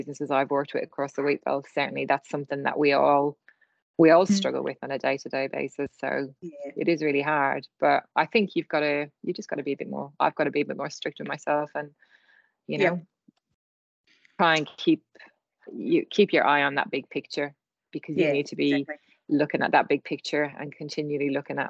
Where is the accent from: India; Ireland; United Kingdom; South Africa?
Ireland; But you know, I am Irish, so I think a skill of mine. I can ramble on.